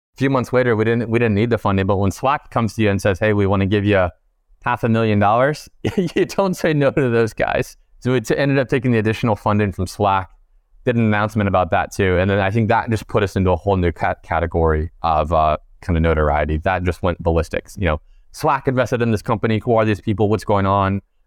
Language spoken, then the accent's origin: English; East Coast, United States; we're all from the East Coast